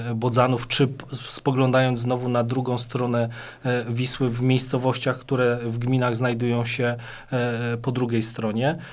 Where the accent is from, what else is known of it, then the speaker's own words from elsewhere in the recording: Płock, Masovian Voivodeship, Poland; Ja jako rodowity płotczanin i osoba, która e, mieszka tu od 40 e, paru lat